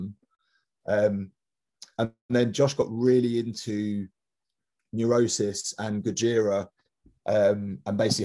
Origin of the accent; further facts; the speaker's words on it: London, United Kingdom; I grew up in Wandsworth in Southwest London.